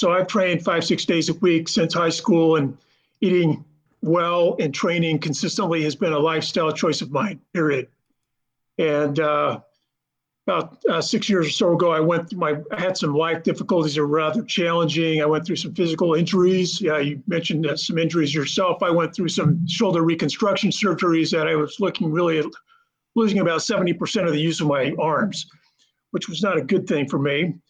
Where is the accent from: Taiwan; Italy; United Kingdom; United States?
United States; Idaho; I grew up in Idaho skiing, you know, playing basketball and skiing.